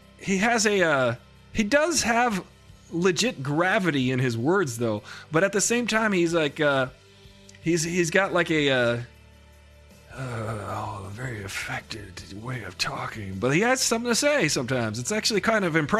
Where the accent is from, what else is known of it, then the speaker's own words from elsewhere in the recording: Long Island, New York, United States; I grew up on Long Island.